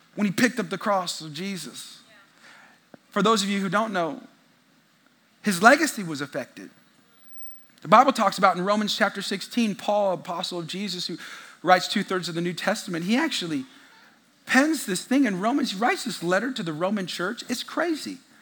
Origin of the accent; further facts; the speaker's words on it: California, United States; now in Texas, United States; I'm from California. In the Bay Area, it ain't cool to be a Christian there